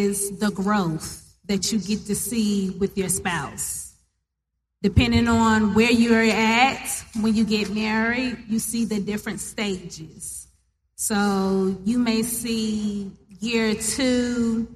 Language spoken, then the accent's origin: English; Charlotte, North Carolina, United States; I'm from Charlotte, North Carolina.